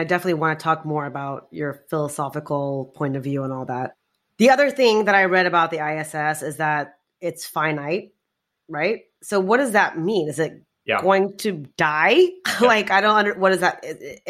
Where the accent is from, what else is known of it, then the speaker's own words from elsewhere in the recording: India; I'm Indian.